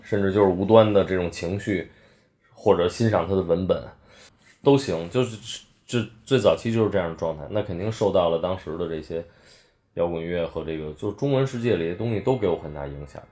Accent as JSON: {"language": "Chinese", "region": "Beijing", "country": "China", "moved": "yes", "said": "我是北京人"}